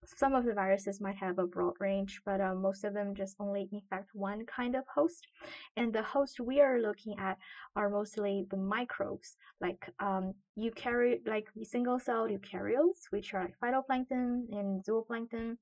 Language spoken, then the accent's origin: English; Qingdao, Shandong, China; moved away; I'm from China. The city is called Qingdao, which is a coastal city on the northeastern part of China.